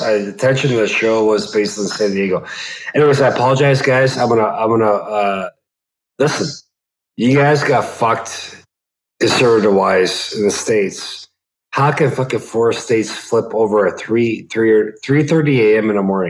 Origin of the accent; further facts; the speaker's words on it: Canada; also born or lived in Toronto, Canada; I'm a Canadian.